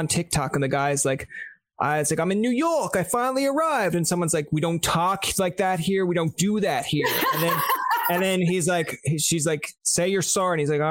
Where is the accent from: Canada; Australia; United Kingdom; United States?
Canada; I'm from Canada.